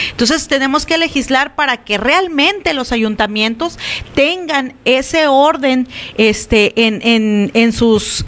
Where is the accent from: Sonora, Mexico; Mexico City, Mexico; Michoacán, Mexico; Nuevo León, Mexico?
Sonora, Mexico; Álamos; en Álamos ni se diga, ¿no? Es mi pueblo